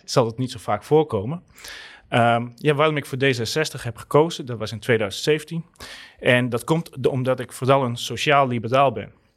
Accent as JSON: {"language": "Dutch", "region": "Southeast Friesland", "country": "Netherlands", "tie": "born or raised there", "moved": "yes", "lives_now": "Groningen, Netherlands", "said": "ik kom uit Zuidoost-Friesland"}